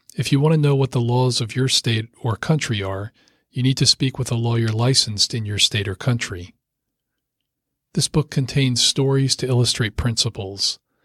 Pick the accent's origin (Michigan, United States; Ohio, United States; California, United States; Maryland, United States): Maryland, United States; Rockville; I grew up in Rockville, Maryland, just a short drive from the Potomac River.